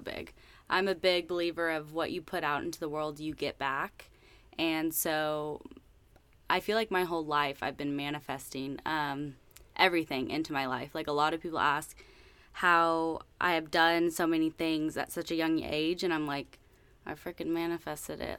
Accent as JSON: {"language": "English", "region": "Northwest Arkansas", "country": "United States", "tie": "born or raised there", "also_born_or_lived": "Italy", "said": "I'm originally from Northwest Arkansas"}